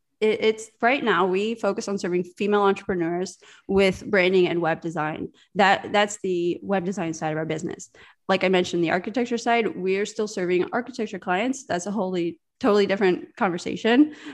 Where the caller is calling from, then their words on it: Riga, Latvia; I'm chatting in from the northern part of Europe in a small country called Riga, Latvia.